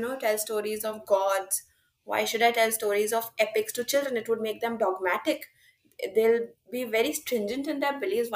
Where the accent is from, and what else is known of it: India